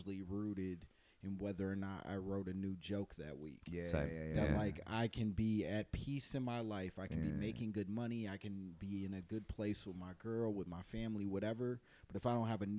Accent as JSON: {"language": "English", "town": "Oak Park", "region": "Illinois", "country": "United States", "tie": "born or raised there", "moved": "as an adult", "lives_now": "Los Angeles, United States", "said": "I'm from a place called Oak Park, which is right outside of the west side of Chicago."}